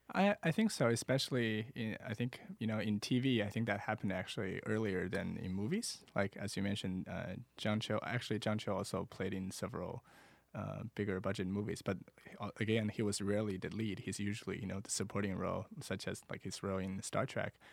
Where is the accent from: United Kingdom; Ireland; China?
China; Wuhan, Hubei; English is a second language; moved away as an adult; also born or lived in Iowa City, United States / Washington, D.C., United States; now in Los Angeles, United States; coming from China or growing up in China